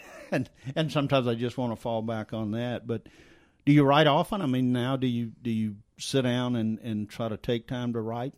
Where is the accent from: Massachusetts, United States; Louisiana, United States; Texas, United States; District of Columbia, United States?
Louisiana, United States; South; accent: Cajun French; moved away; I grew up in South Louisiana, and every time I go back to South Louisiana, if I'm there for any period of time, I come back and I'm speaking with this this Cajun French accent